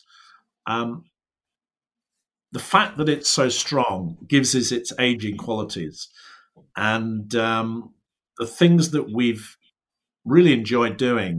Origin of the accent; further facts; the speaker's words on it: England, United Kingdom; as English brewers, we were sort of going, look, this is crazy, the amount of hops that they're putting into the beer